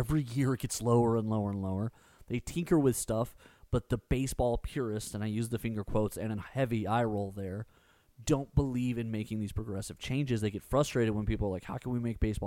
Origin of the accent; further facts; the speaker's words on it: Spring, Texas, United States; growing up in Spring